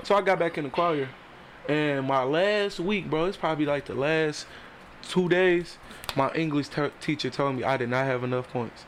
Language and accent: English; Ecorse, Michigan, United States; I'm from Ecorse, Michigan. Okay, Down River. Yeah, 18th and Views. That's where I grew up.